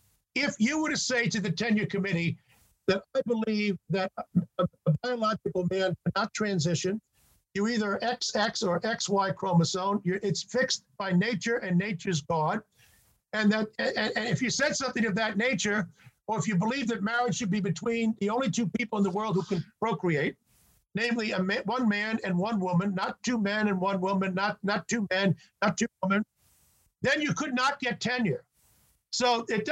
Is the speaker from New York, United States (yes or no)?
yes; New York, United States; When I was a kid, back in the 1950s, growing up in New York